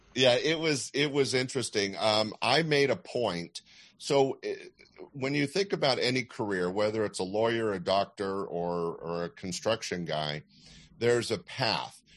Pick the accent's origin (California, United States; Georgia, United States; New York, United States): California, United States; Sacramento; I was growing up in Sacramento, which couldn't be any more landlocked